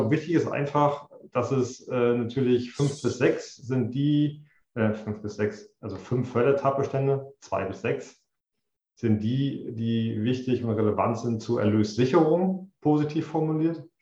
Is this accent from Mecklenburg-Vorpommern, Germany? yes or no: yes; Greifswald, Mecklenburg-Vorpommern, Germany; also born or lived in Switzerland / United States; CDO bin ich in Greifswald seit 2018 ich bin gebürtiger Greifswalder